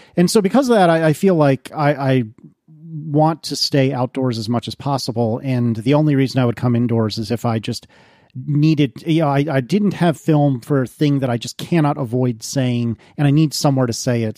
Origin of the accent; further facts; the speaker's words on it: United States; I'm American